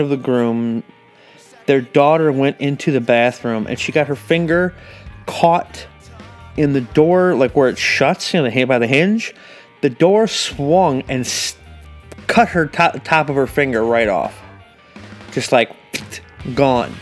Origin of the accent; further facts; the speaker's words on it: Racine, Wisconsin, United States; we're both from Racine, and we both met at Walden